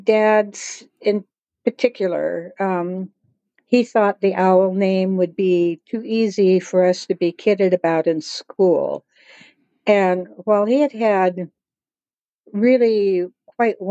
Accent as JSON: {"language": "English", "town": "Seattle", "region": "Washington", "country": "United States", "tie": "born or raised there", "also_born_or_lived": "Browning, Montana", "said": "I grew up in Laurelhurst. And in Laurelhurst, if you go out on one of the streets, you can look straight up, and there's the University of Washington"}